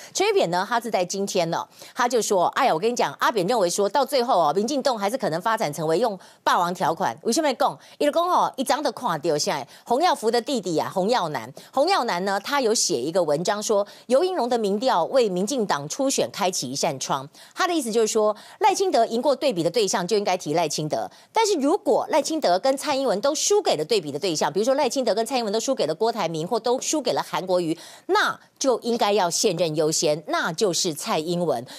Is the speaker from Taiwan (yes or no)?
yes; Taiwan; 我们台湾人民